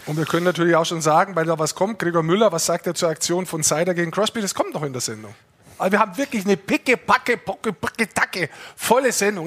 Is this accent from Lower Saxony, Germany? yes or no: no; Lower Bavaria, Germany; ich bin Niederbayer, wir sind Niederbayern